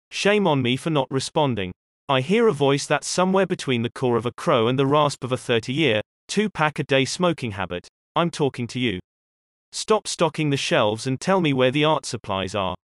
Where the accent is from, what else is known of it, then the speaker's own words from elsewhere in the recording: Canada; I'm sorry, I'm Canadian, but I don't.